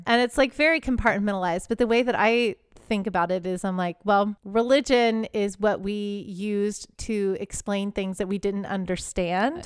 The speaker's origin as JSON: {"language": "English", "town": "Houston", "region": "Texas", "country": "United States", "tie": "born or raised there", "said": "I grew up in an area where it's Texas"}